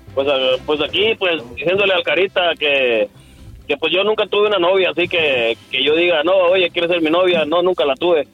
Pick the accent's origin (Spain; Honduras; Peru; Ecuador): Honduras; moved away; also born or lived in Mexico; soy de Honduras, anduve en México como siete años rodando para ir para acá